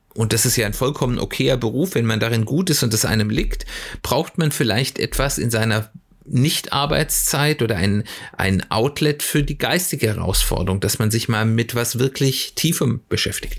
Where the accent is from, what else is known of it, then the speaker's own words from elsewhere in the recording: Germany; bei uns in Deutschland